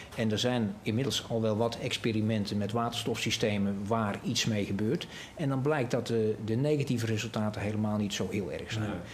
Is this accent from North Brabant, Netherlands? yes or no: yes; North Brabant, Netherlands; ik ben een Brabander